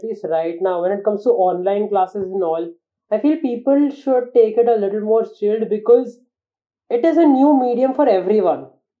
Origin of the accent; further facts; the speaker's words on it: Mumbai, Maharashtra, India; I mean, I come from Bombay. I have seen it.